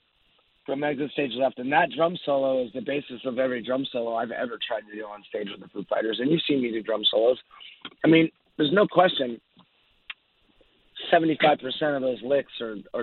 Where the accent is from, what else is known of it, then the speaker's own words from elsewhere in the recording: Orange County, Southern California, United States; I grew up down in Orange County, Southern California